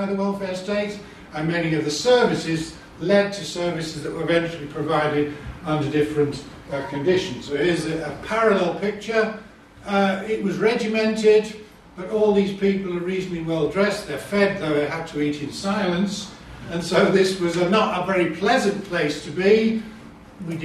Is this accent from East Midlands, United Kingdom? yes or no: no; Leeds, Yorkshire and the Humber, United Kingdom; I come from Leeds